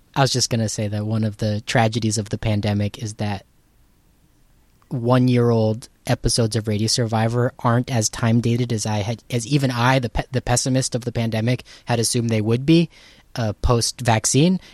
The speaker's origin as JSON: {"language": "English", "region": "Southern California", "country": "United States", "tie": "born or raised there", "said": "I was born and raised in Southern California in the nineties"}